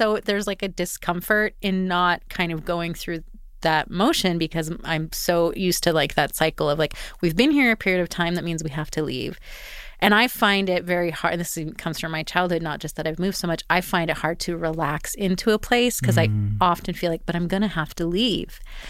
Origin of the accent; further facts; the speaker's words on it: Edmonton, Alberta, Canada; moved away as an adult; now in Vancouver, Canada; I'd been in Vancouver 17 years. I'd moved there when I was 18. Like I became an adult there. Mm-hmm. I grew up in Edmonton